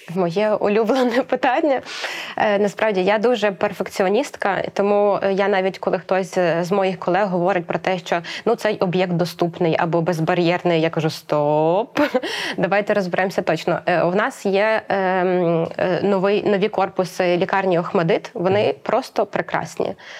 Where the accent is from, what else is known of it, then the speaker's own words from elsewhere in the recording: Ukraine; народилася тут в Україні, тут зростала і розвивалася